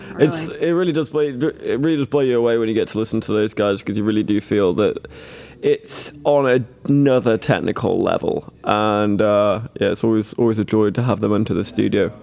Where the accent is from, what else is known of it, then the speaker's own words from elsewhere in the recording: Manchester, North West England, United Kingdom; I'm personally I'm from Manchester, but my dad's. Um, my dad claims to be Welsh